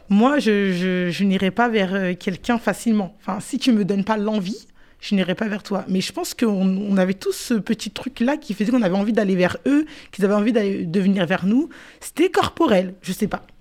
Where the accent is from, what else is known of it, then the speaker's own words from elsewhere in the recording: Garges-lès-Gonesse, Île-de-France, France; Je viens de Garges.